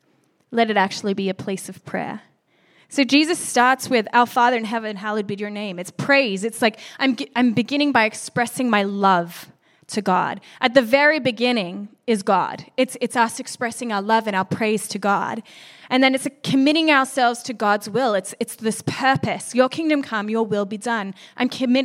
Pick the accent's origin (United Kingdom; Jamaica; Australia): Australia; moved away; being Australian